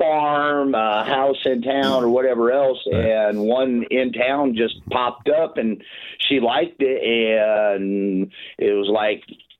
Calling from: Iowa, United States; Western Iowa.

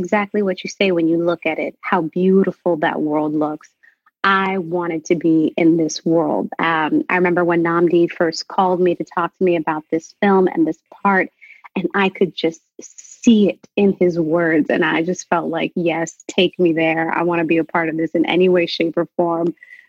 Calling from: London, United Kingdom; So I'm in London right now.

